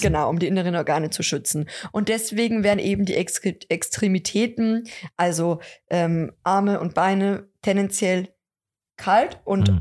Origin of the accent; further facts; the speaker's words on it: Lower Bavaria, Germany; bei uns in Niederbayern, vielleicht auch sogar in Deckendorf oder Raum Deckendorf